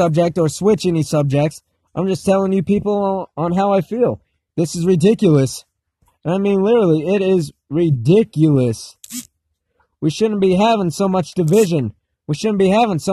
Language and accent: English; United States; as an American